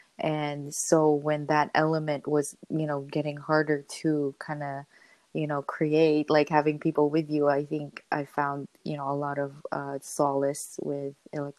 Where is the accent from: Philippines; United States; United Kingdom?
Philippines; I always, and also being Filipino, it was just really big in our culture, so it was just kind of always around.